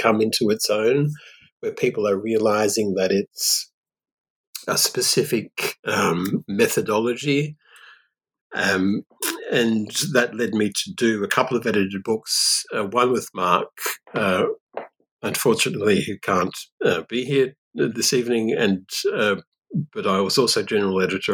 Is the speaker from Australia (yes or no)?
yes; Australia; also born or lived in Perth, Australia / Paris, France; I'm Australian